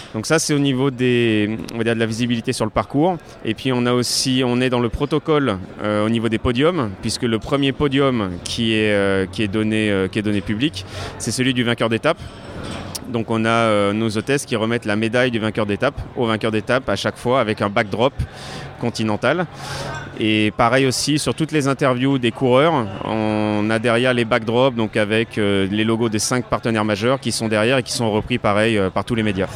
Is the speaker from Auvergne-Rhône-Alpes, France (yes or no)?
yes; Lyon, Auvergne-Rhône-Alpes, France; moved away; je suis lyonnais à la base